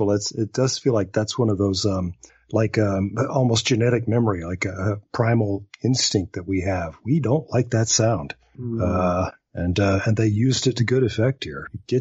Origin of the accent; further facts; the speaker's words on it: Alabama, United States; I'm from Alabama.